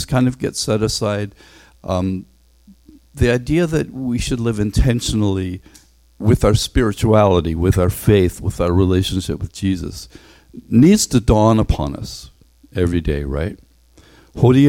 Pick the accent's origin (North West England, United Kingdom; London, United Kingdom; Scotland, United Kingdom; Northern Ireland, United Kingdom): Northern Ireland, United Kingdom; moved away; I grew up in Northern Ireland, and I went to this stuffy grammar school.